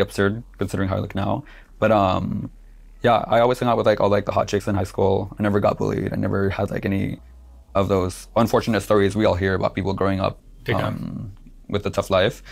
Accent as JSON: {"language": "English", "region": "Southern California", "country": "United States", "tie": "born or raised there", "moved": "as an adult", "lives_now": "New York, United States", "said": "I grew up in Los Angeles, California"}